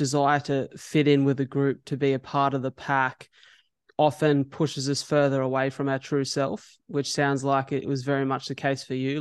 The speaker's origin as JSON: {"language": "English", "town": "Wollongong", "region": "New South Wales", "country": "Australia", "said": "I'm from Wollongong"}